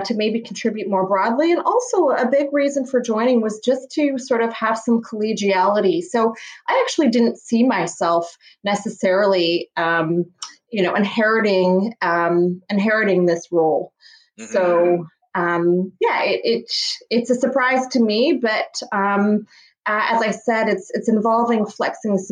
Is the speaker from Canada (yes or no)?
yes; Toronto, Ontario, Canada; I was born in Toronto